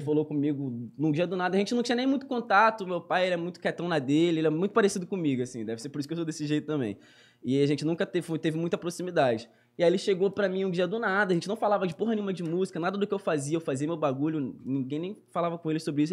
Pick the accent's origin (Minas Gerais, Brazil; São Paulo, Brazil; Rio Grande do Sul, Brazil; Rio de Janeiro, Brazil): Rio de Janeiro, Brazil; Duque de Caxias; Sou cria de lá, nascido e criado lá, moro lá até hoje